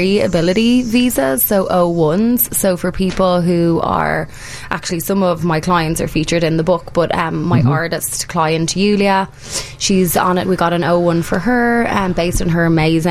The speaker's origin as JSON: {"language": "English", "country": "Ireland", "moved": "yes", "lives_now": "United States", "said": "as an Irish immigrant"}